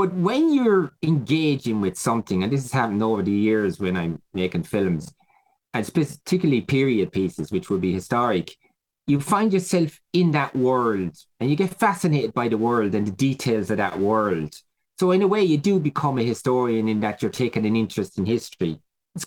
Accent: Ireland; Who are we as Irish people?

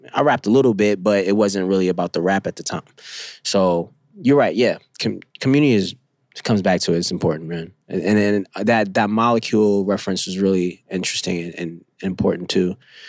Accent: Bronx, New York, United States; I came from Bronxville Projects, which is in the Bronx. Now it's called Sonia Sotomayor. But because of my tribe, the people I grew up with, they shaped me to be the best artist I could be.

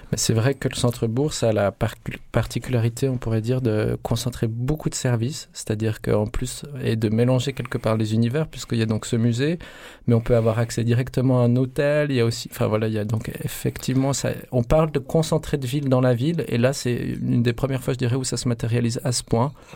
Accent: Lausanne, Vaud, Switzerland; à Lausanne, on fait cette visite dans un centre commercial dans lequel Igor et moi on se rendait quand on était enfant

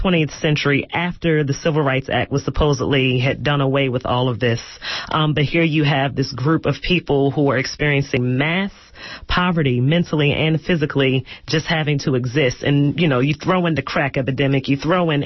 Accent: Baltimore, Maryland, United States; I'm from Baltimore, Maryland, and where I grew up in Baltimore

